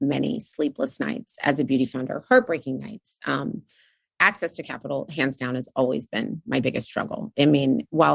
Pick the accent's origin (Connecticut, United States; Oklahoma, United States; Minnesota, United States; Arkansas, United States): Oklahoma, United States; also born or lived in Kenya; growing up in Oklahoma